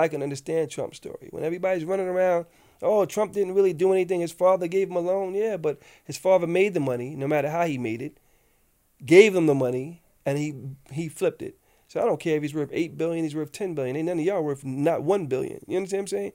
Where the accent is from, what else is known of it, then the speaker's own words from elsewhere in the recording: New York City, New York, United States; I come from South Jamaica, the old school South Jamaica